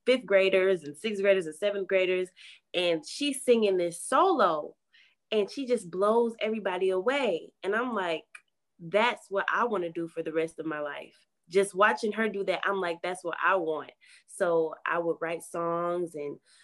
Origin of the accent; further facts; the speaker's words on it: Milwaukee, Wisconsin, United States; I was born and raised in the heart of Milwaukee